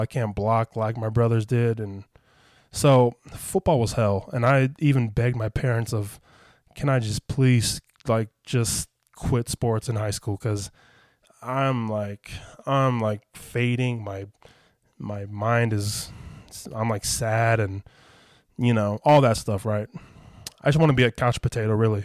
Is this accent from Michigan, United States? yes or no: no; Las Vegas, Nevada, United States; I was back in Vegas